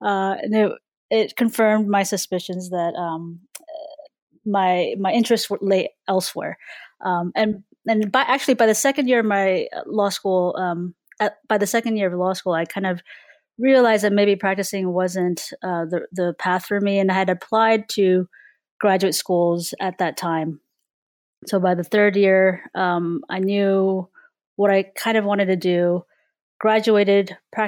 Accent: Bay Area, California, United States; I was born and raised in California, sort of the Bay Area, about 30 minutes, south of San Francisco.

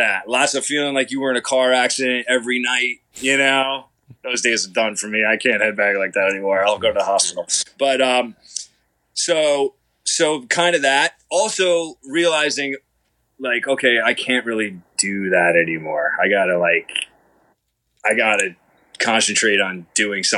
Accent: Long Island, New York, United States; moved away as an adult; also born or lived in Los Angeles; I grew up here in Long Island, on the eastern end of Long Island, until I was 18. Then I moved

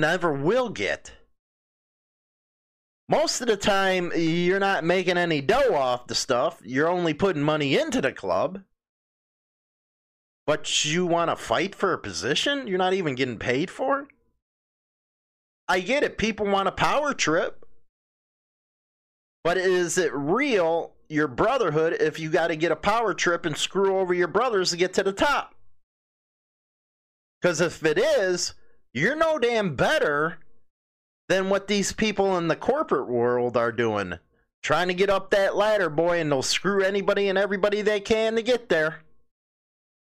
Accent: Chicago, Illinois, United States; the neighborhood that I grew up in Chicago

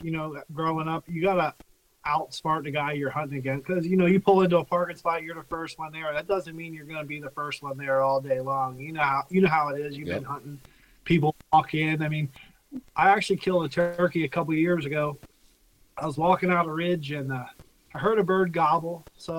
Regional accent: Pennsylvania, United States; I mean, I grew up southern PA near the Maryland line hunting, like, big woods

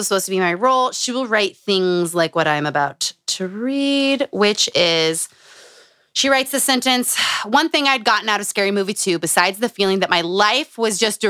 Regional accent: Utah, United States; Growing up in Utah.

